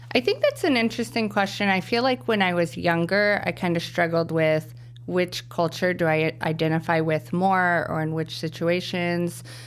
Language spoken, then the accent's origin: English; Wichita, Kansas, United States; now in Chicago, United States; I'm of a different culture because I'm from Kansas